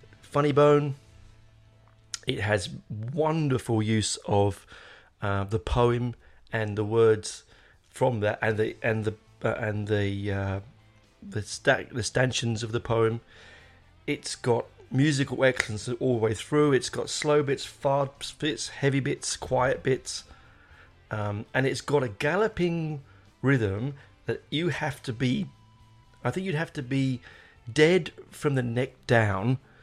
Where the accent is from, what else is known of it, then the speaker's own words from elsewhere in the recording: London, United Kingdom; moved away; I grew up in North London in Hendon.